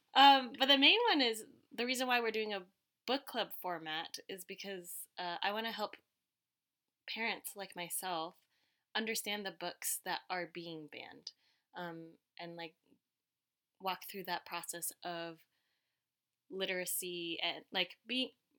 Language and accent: English; Connecticut, United States; English is a second language; I grew up in Connecticut